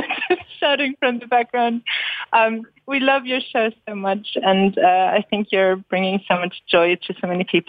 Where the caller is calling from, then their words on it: Berlin, Germany; I'm really excited because I'm actually calling from Berlin.